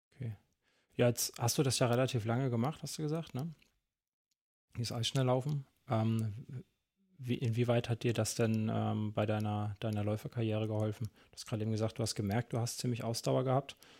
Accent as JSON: {"language": "German", "region": "Central Germany", "country": "Germany", "said": "ich komme ja ein bisschen weiter aus dem Norden, ne? auch wenn es eher so Mitteldeutschland ist"}